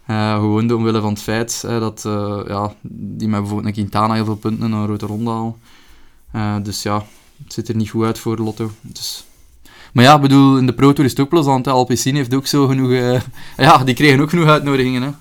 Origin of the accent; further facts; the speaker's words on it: Belgium; Maar als Belg zijnde, ik weet niet echt allemaal.